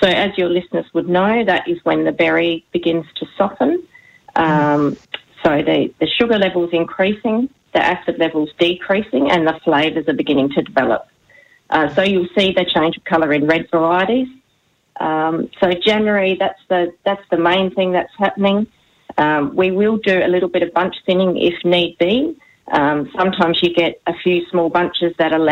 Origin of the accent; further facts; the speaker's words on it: Barossa, South Australia, Australia; both Stuart and I have been born and raised in the Barossa, and for generations, both of our families have grown grapes